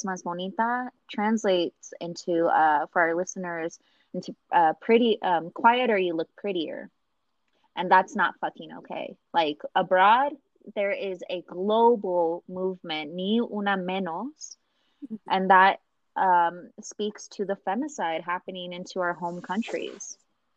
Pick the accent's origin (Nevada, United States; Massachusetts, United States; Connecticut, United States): Nevada, United States; I was born and raised in Nevada.